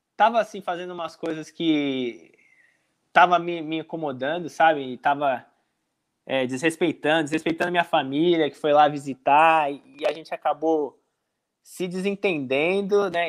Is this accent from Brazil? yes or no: yes; Brazil; moved away as an adult; also born or lived in Tampa, United States; now in Richmond, United States; tinha voltado pro Brasil, tava com a minha família